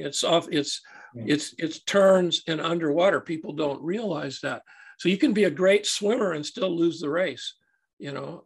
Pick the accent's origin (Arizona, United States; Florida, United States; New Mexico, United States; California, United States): California, United States; Santa Barbara; I'm a, a native Californian. Uh, I was born and raised in Santa Barbara, California